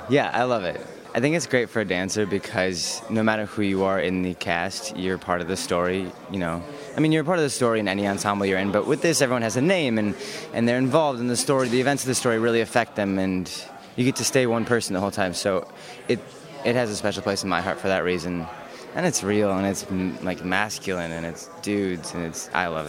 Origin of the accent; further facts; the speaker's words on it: Grand Rapids, Michigan, United States; moved away as an adult; now in New York City, United States; a ballet company in my hometown. Where's that? Grand Rapids, Michigan.